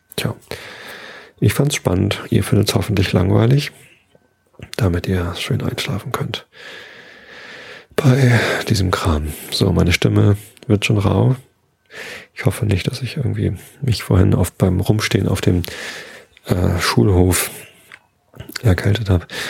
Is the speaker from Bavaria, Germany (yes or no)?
no; Wistedt, Lower Saxony, Germany; Also ich bin in Visted aufgewachsen, aber in Tosted war dieser Kiosk